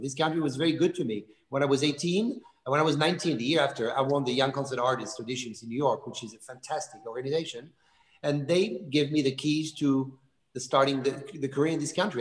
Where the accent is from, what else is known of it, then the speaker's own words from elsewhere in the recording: Lyon, Auvergne-Rhône-Alpes, France; also born or lived in Burgundy; I was born in Lyon, but every weekend, every summer, uh, we were going to, to Zalman. We were just spending all the time there.